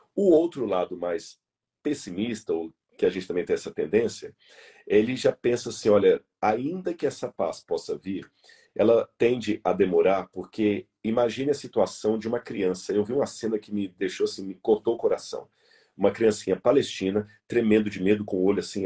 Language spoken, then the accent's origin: Portuguese; Brazil; alguém como eu, como você, que somos brasileiros